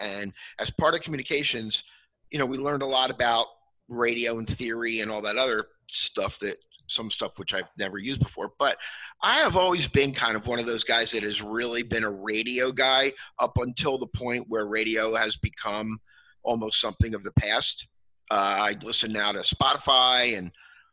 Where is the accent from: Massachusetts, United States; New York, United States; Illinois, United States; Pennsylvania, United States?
Pennsylvania, United States; Philadelphia; moved away; I grew up in Philadelphia